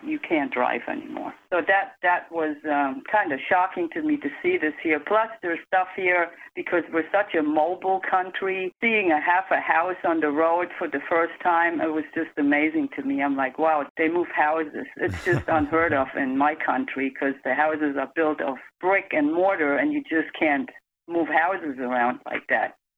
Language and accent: English; Germany; now in United States; I grew up in Europe, in Germany, and my father was a driving instructor.